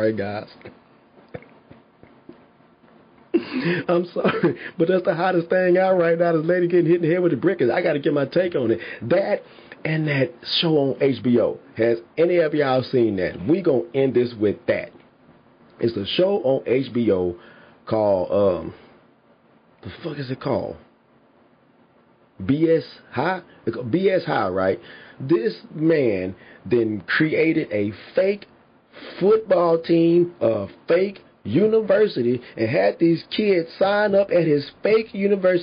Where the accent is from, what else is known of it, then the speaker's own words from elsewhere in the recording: Houston, Texas, United States; I'm from Houston